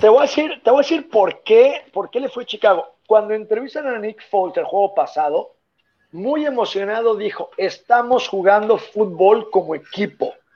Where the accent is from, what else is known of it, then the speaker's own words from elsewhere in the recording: Mexico City, Mexico; yo nací en la CTM Culhuacán, es una zona muy complicada, está ahí eh, por, por, Cuemanco